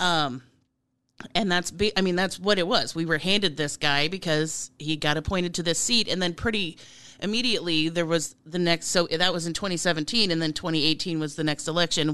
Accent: Plattsmouth, Nebraska, United States; also born or lived in Omaha, Nebraska; I was born in a hospital in Omaha, but I was raised in Plattsmouth, Nebraska, which is where I currently live again

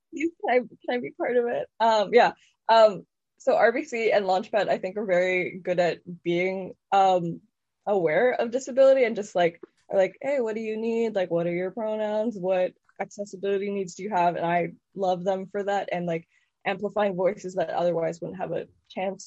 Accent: Guelph, Ontario, Canada; I'm from Guelph

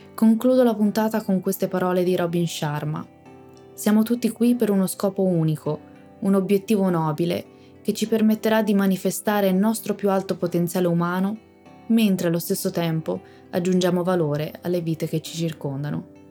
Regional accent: Tuscany, Italy; sono toscana

